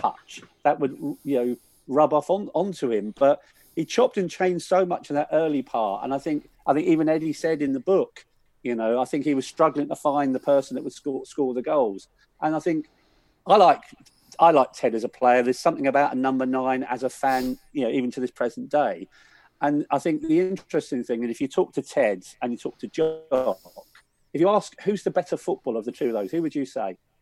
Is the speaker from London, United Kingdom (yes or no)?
yes; Willesden, London, United Kingdom; grew up in Wills then, so I was surrounded by Q P R fans